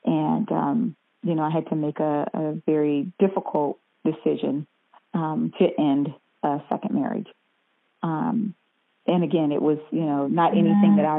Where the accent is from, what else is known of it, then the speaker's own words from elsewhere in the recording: South Carolina, United States; moved away as an adult; also born or lived in Atlanta, Georgia; now in Orlando, United States; I grew up in South Carolina and I was always singing in the choir, you know, as a little girl